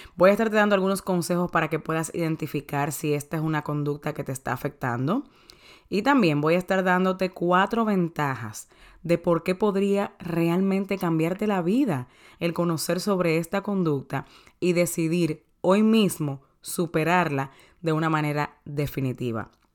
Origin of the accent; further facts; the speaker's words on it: Dominican Republic; soy dominicana